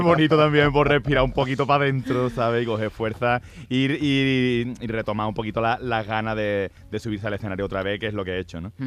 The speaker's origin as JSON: {"language": "Spanish", "region": "Andalusia", "country": "Spain", "said": "yo soy andaluz"}